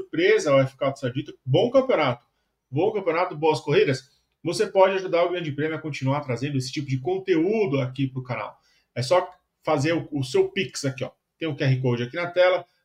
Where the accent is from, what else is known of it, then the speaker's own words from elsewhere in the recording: São Paulo, Brazil; Minha quebrada. Minha goma. Não moro mais lá, mas cresci no Tucuruvi.